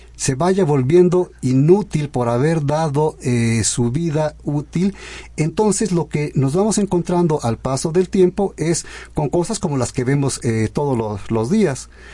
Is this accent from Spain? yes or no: no; Mexico